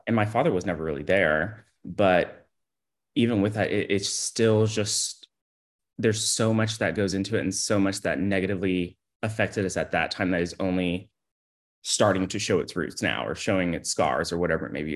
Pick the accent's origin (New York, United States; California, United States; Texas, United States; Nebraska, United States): Texas, United States; Houston; now in Austin, United States; I was born in Houston, Texas